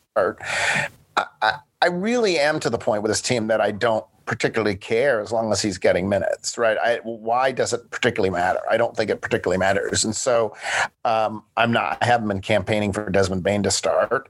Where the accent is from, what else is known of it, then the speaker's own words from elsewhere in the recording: Buffalo, New York, United States; now in Memphis, United States; I was growing up in Buffalo